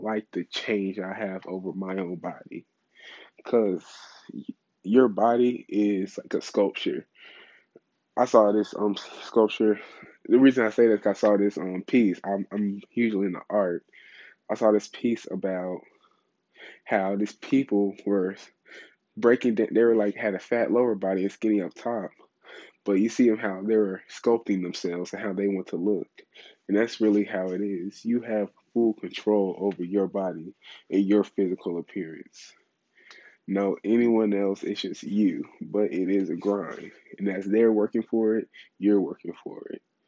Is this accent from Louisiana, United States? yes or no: yes; Louisiana, United States; I'm from Louisiana background, so I love anything Cajun.